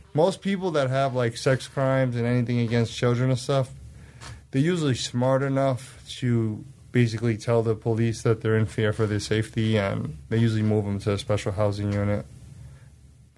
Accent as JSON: {"language": "English", "town": "New York City", "region": "New York", "country": "United States", "moved": "yes", "said": "I'm from New York City"}